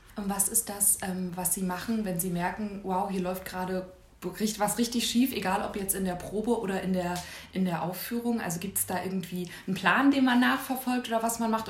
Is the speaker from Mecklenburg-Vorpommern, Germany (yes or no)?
yes; Schwerin, Mecklenburg-Vorpommern, Germany; ich komme komm aus Schwerin, also das ist jetzt ja auch nicht so riesig.